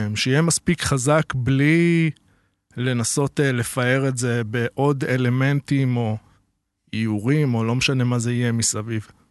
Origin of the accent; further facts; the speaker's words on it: Netanya, Central District, Israel; גדלתי אה, בנתניה